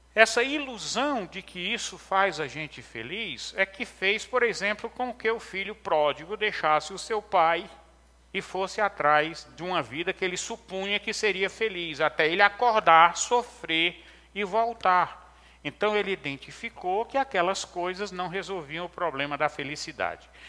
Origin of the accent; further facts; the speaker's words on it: interior of Ceará, Brazil; Quando eu era menino pequeno, lá no, no interior do Ceará, é, sou cearense